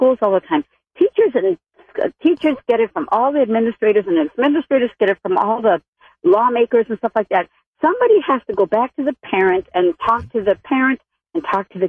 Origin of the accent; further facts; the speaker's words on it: Milwaukee, Wisconsin, United States; now in Illinois, United States; I'm from Milwaukee originally